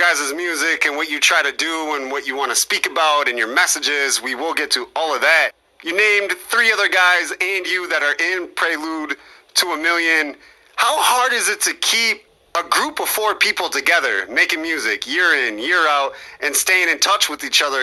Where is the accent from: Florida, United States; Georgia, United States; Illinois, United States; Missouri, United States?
Illinois, United States; Mendota; my hometown of Mendota